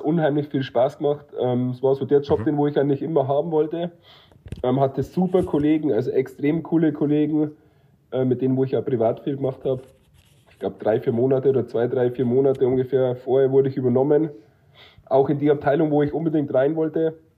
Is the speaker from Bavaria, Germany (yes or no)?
yes; near Munich, Bavaria, Germany; moved away; ich komme ja aus der Nähe von München